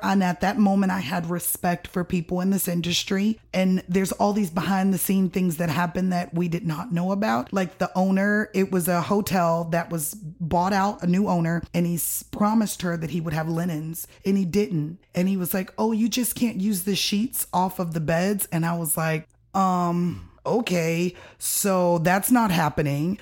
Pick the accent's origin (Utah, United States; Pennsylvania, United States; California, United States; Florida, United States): Florida, United States; Miami; also born or lived in Tallahassee, Florida; now in Nashville, United States; I am originally from Miami, Florida